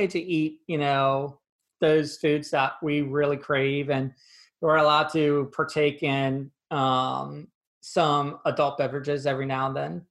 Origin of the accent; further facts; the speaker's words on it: 30 minutes outside State College, Pennsylvania, United States; So I grew up in Pennsylvania, about 30 minutes outside of State College, where Penn State University is the main campus is